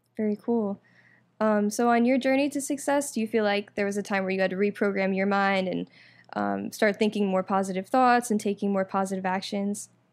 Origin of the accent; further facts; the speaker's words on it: Orlando, Florida, United States; also born or lived in New York; I'm originally from New York, but I moved here, um, when I was about ten, and I moved to Orlando, um, grew up there